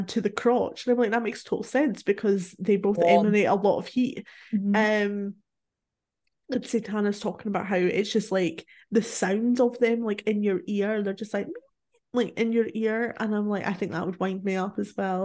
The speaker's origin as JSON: {"language": "English", "region": "Scotland", "country": "United Kingdom", "said": "I'm Scottish"}